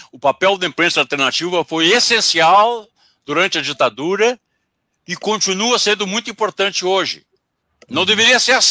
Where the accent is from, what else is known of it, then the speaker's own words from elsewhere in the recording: Pelotas, Rio Grande do Sul, Brazil; Eu moro, eu moro, não, eu sou de Pelotas.